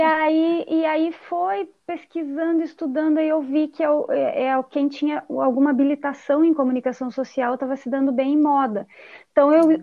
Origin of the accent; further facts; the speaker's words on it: Brazil; also born or lived in Cuiabá, Mato Grosso, Brazil; quando eu voltei aqui para minha cidade natal